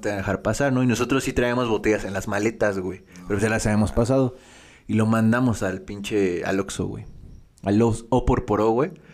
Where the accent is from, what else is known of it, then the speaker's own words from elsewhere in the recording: State of Mexico, Mexico; Nosotros somos del Estado de México